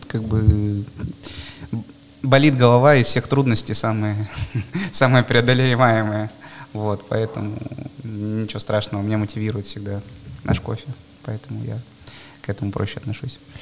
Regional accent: Bratsk, Irkutsk Oblast, Russia; moved away; also born or lived in Moscow; Я все детство прожил в Иркутской области. Есть такой э, город Братск.

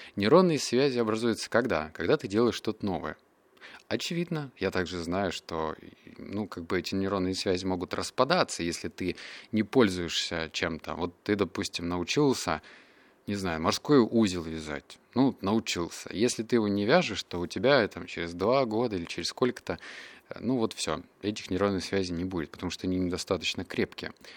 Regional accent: Russia; also born or lived in Barnaul, Russia / Novosibirsk, Russia; я рос в Барнауле, я рос в Новосибирске.

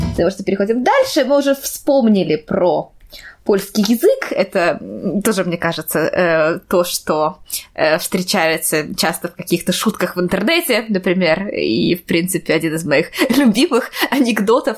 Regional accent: Saint Petersburg, Russia; moved away as an adult; now in Poland; я всегда говорю, что я из Петербурга

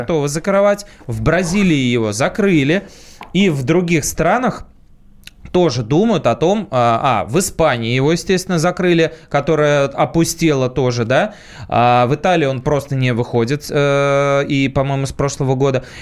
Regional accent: Saint Petersburg, Russia; я тоже из Питера

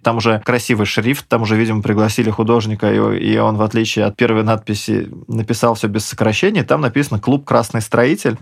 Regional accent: Samara, Samara Oblast, Russia; я из Самары

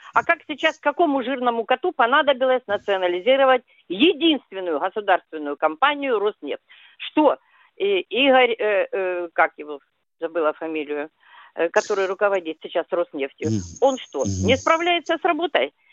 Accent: Krasnodar Krai, Russia; Я сама выросла на Кубани

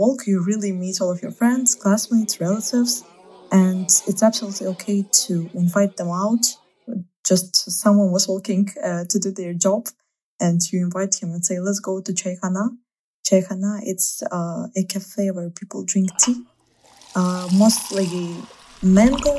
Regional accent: Baku, Azerbaijan; first language Russian; English is a second language; moved away as an adult; now in Moscow, Russia; I'm from Baku, Azerbaijan. It's the capital.

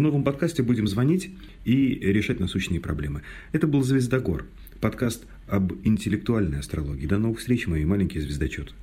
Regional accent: Mordovia, Russia; у нас в Мордовии, я из Мордовии родом

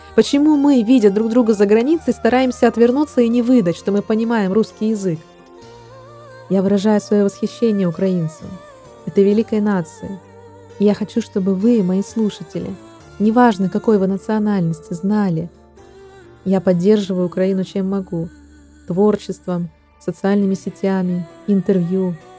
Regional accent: Russia; moved away; Я россиянка

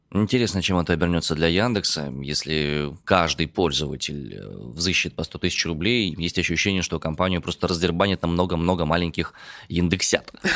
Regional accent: Omsk, Omsk Oblast, Russia; родом я из Омска

